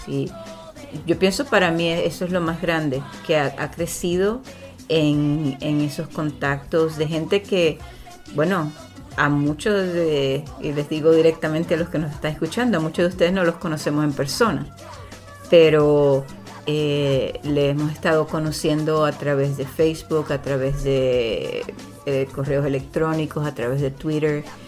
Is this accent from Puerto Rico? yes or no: yes; Puerto Rico; moved away; Yo crecí en, Boriquén, en Puerto Rico